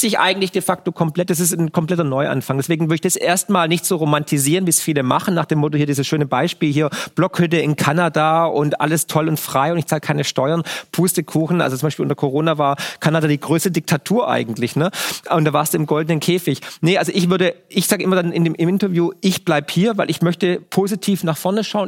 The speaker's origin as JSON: {"language": "German", "country": "Germany", "tie": "born or raised there", "said": "in dem Land, wo ich geboren bin"}